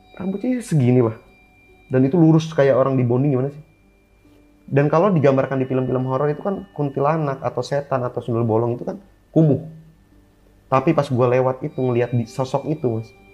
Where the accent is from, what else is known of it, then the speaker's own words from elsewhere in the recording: Bogor, West Java, Indonesia; Gue dari Bogor